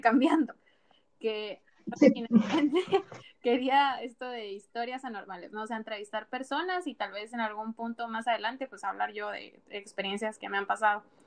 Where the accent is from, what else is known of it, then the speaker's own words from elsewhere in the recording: Guatemala; now in Spain; yo soy de Guatemala, mi país es bien pequeño